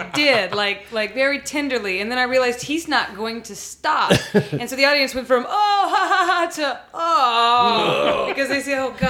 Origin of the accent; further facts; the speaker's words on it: Amarillo, Texas, United States; moved away as an adult; also born or lived in Austin, Texas; now in Los Angeles, United States; because I was from Amarillo